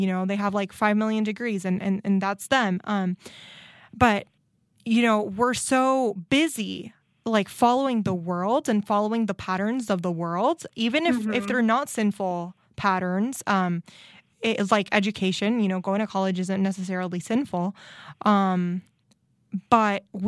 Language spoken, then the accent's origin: English; Nicaragua; now in United States; I grew up in Nicaragua